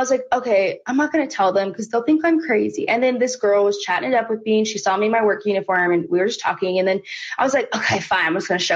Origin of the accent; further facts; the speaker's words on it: Oklahoma City, Oklahoma, United States; I'm from Oklahoma City